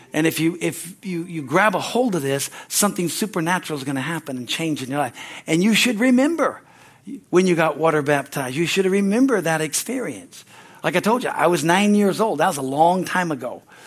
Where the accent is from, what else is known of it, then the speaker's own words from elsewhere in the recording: California, United States; moved away as an adult; also born or lived in Pittsburgh, Pennsylvania; I grew up here in California